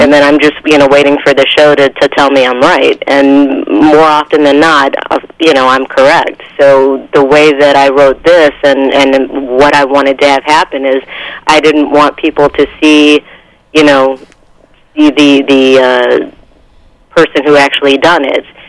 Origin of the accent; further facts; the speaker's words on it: East Coast, United States; moved away as an adult; I'm originally from the East Coast